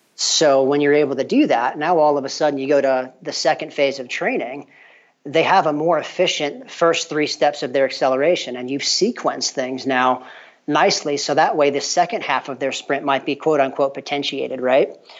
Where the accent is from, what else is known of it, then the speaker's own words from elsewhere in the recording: New York, United States; moved away as an adult; also born or lived in Tennessee; now in LaGrange, United States; I'm actually from the Northeast. I grew up in New York